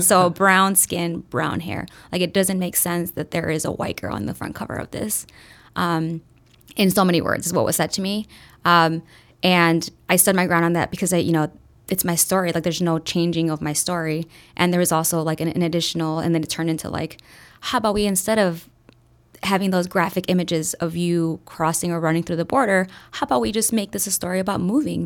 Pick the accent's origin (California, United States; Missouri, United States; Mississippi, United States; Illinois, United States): Illinois, United States; Chicago; also born or lived in Durango, Mexico; moved to Chicago directly, um, was raised in a little village in the southwest side of Chicago